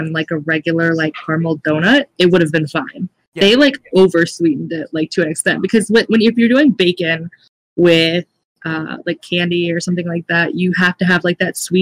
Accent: United States; I'm an American

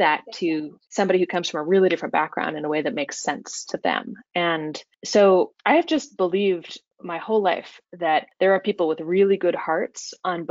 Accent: Kansas, United States; now in Washington, D.C., United States; I grew up in Kansas

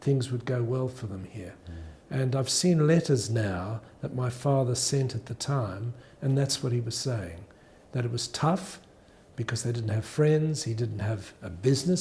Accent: Australia; born or raised there; also born or lived in South Africa

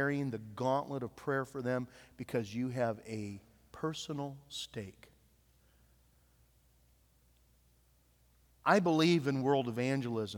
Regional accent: Nappanee, Indiana, United States; moved away; also born or lived in Iowa; my hometown in Appanee, Indiana

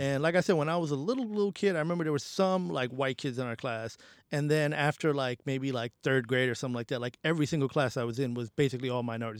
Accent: New York City, New York, United States; also born or lived in Bangladesh; i grew up in the bronx

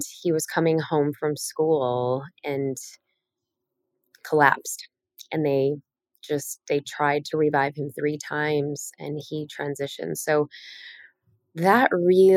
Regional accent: Chicago, Illinois, United States; I grew up in Chicago

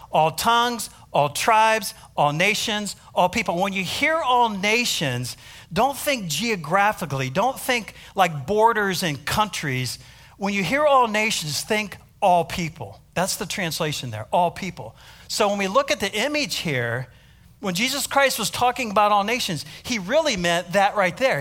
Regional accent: United States; accent: American; now in South Africa; my American accent

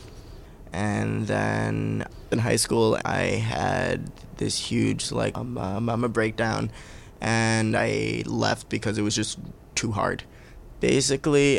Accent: New York City, New York, United States; I'm a Bay Ridge, Brooklyn, New York.

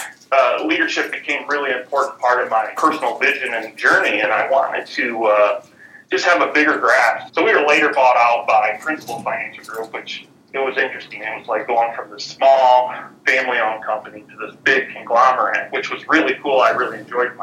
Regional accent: Dimondale, Michigan, United States; Born and raised in Diamonddale, went to Hull High School

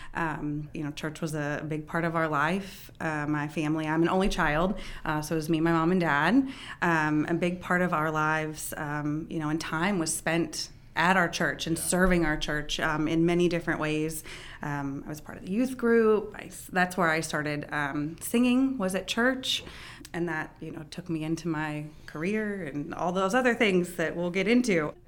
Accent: Frederick, Maryland, United States; I am a Frederick native, uh, born and raised here.

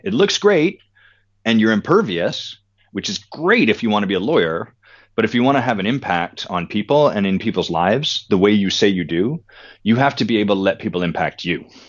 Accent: Victoria, British Columbia, Canada; I grew up in Victoria, British Columbia

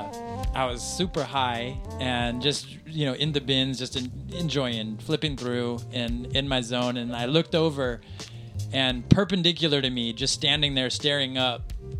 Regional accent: Modesto, California, United States; now in Japan; I grew up in Modesto too

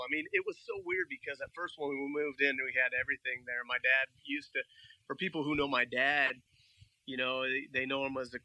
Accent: Milwaukie, Oregon, United States; also born or lived in Southeast Portland, Oregon; For the most part, we grew up in Milwaukee, raised in Milwaukee

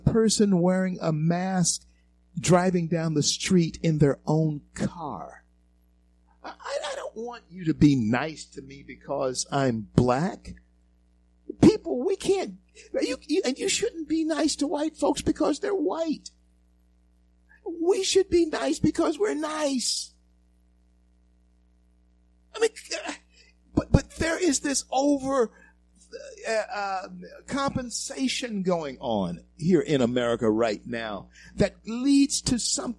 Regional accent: the South, United States; And in being a 64-year-old black man in this country all my life, I can tell, and growing up in the South, I can tell you this.

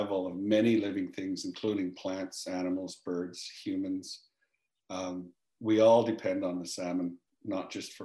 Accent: Kispiox, British Columbia, Canada; also born or lived in Hazelton, British Columbia; grew up in Kispiox.

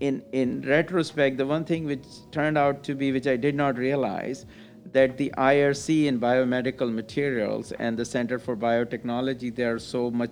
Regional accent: India; moved away as an adult; also born or lived in United Kingdom; now in United States; I came from India to US to study.

